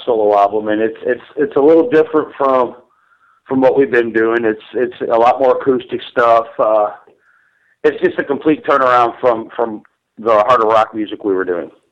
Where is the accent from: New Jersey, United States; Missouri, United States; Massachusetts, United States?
Missouri, United States; St. Louis; moved away; also born or lived in Florida; we're originally from St. Louis